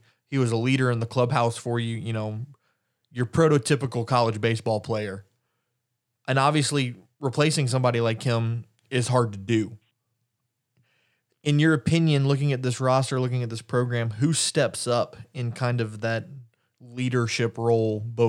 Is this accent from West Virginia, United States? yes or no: no; Cajun, Louisiana, United States; as a Cajun, I can talk about food all day